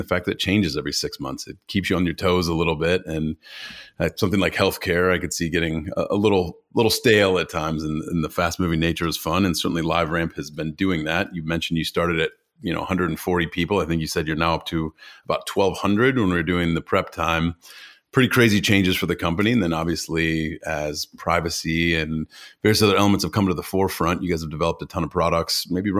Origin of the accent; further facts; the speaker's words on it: Ohio, United States; moved away; I'm from Ohio originally